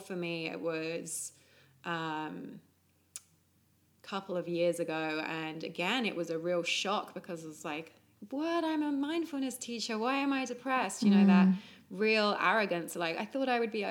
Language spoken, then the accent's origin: English; England, United Kingdom; Growing up in England